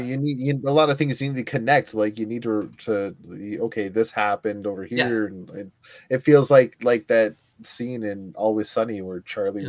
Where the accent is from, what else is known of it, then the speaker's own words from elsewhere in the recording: Ontario, Canada; I'm from Ontario and I speak French